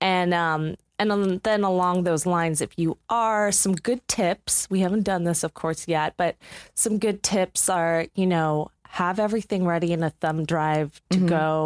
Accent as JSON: {"language": "English", "region": "East Coast", "country": "United States", "moved": "yes", "lives_now": "Los Angeles, United States", "said": "We're not LA peeps. We're from the East"}